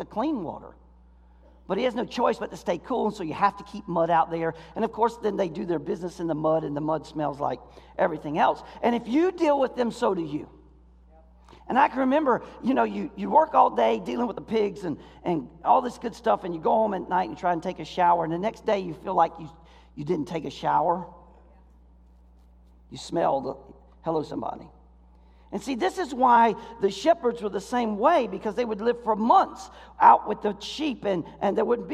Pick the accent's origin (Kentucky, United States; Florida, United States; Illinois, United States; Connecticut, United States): Florida, United States; now in Michigan, United States; I grew up in Florida